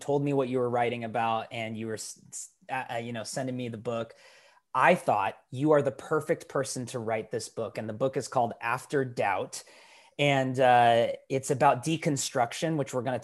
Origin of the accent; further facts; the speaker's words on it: Portland, Oregon, United States; my hometown of Portland, Oregon.